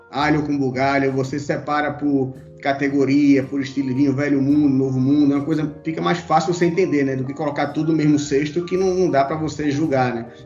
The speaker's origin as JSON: {"language": "Portuguese", "region": "Pernambuco", "country": "Brazil", "moved": "as an adult", "lives_now": "São Paulo, Brazil", "said": "eu vim para São Paulo em 2000, né, em 99, 2000, tudo, mas sou pernambucano"}